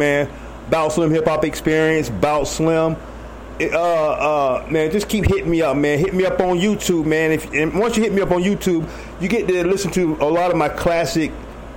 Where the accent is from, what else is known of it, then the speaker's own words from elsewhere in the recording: New York City, New York, United States; now in Michigan, United States; Harlem, my hometown, where I was born